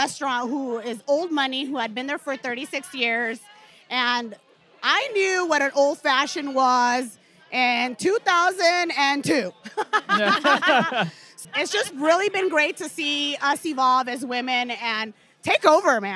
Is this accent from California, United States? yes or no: yes; Long Beach, California, United States; I'm actually from Long Beach